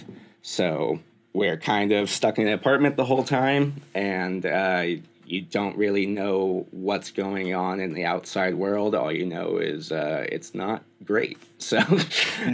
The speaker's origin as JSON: {"language": "English", "area": "Bay Area", "region": "California", "country": "United States", "moved": "yes", "said": "I'm from the Bay Area originally, so I was there recently as well."}